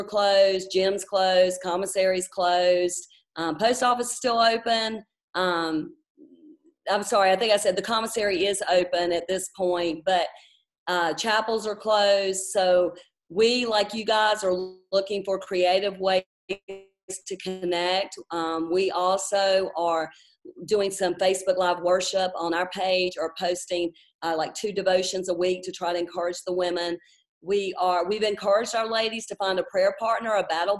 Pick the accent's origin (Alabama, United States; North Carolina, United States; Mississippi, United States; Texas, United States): North Carolina, United States; Charlotte; moved away as an adult; also born or lived in Fort Bragg, North Carolina; now in Stuttgart, Germany; I was born and raised in Charlotte